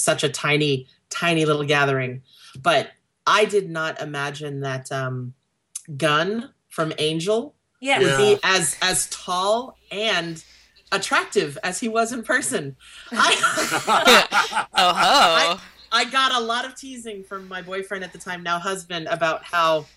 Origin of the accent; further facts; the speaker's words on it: Texas, United States; I'm from Texas